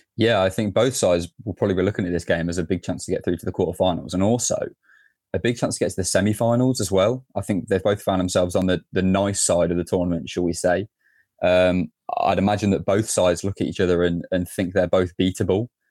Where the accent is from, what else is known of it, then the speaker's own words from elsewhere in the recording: England, United Kingdom; as an Englishman